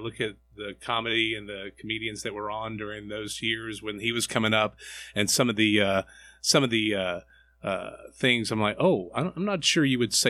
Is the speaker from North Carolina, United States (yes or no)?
yes; North Carolina, United States; I am from North Carolina.